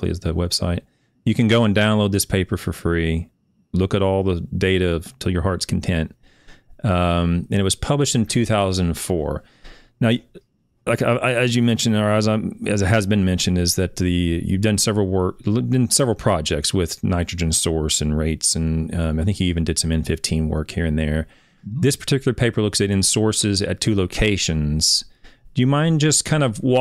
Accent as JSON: {"language": "English", "town": "Shawnee", "region": "Oklahoma", "country": "United States", "tie": "born or raised there", "said": "I'm from Oklahoma. So my hometown is Shawnee."}